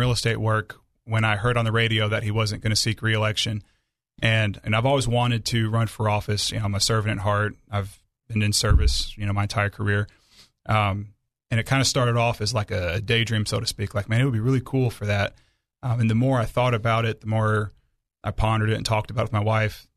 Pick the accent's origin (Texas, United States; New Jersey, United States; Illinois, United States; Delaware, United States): Illinois, United States; Aurora; now in Arkansas, United States; I grew up in Illinois